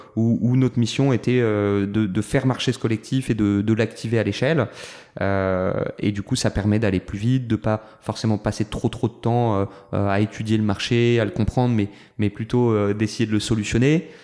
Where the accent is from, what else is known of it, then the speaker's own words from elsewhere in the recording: Toulon, Provence-Alpes-Côte d'Azur, France; j'ai grandi à Toulon, deuxième d'une famille de neuf enfants.